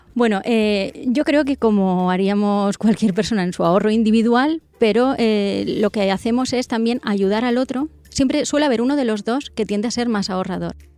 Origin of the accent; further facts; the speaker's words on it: northern Castellón, Valencian Community, Spain; soy del norte de Castellón